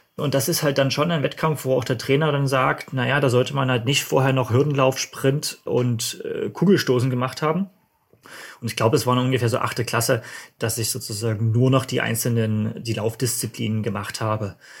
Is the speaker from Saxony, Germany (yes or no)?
yes; Dresden, Saxony, Germany; ich komme aus Dresden, das hört man wahrscheinlich auch so ein bisschen vom Akzent